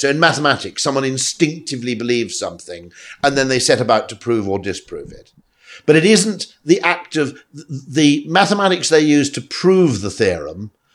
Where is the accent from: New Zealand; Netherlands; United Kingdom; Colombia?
United Kingdom; I'm a Brit